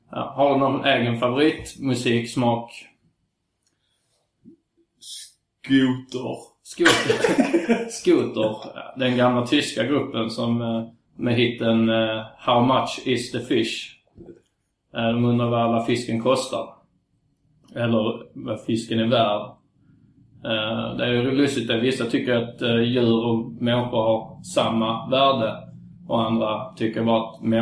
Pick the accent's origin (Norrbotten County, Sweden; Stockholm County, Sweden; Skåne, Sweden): Skåne, Sweden; Svedala; Mm, nej, jag är från Svedala.